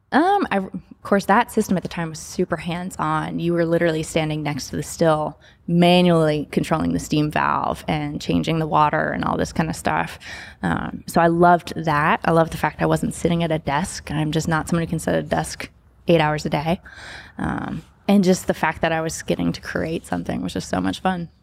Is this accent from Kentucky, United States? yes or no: yes; Kentucky, United States; now in Memphis, United States; growing up in Kentucky